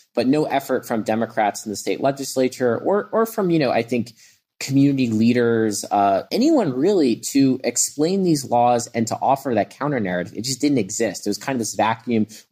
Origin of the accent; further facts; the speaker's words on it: New York City, New York, United States; also born or lived in Long Island; I grew up in Brooklyn. I still live in Brooklyn